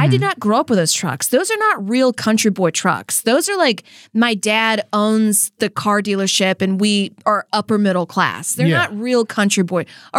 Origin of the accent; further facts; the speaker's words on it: Louisiana, United States; I'm from Louisiana